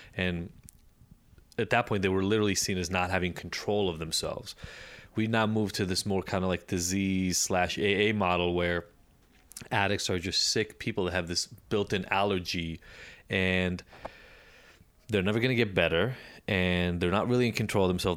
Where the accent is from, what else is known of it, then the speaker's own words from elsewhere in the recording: Israel; moved away; also born or lived in Chicago, United States; growing up in Israel